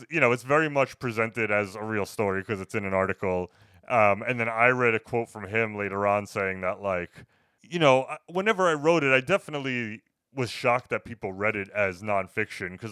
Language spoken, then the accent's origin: English; New York City, New York, United States; I just being a New Yorker, I love authentic New York movies